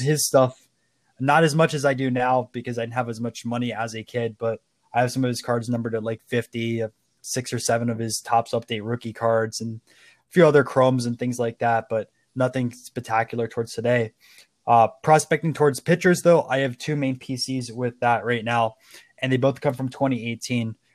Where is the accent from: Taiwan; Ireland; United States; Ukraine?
United States; Tampa, Florida; I'm from Tampa Bay.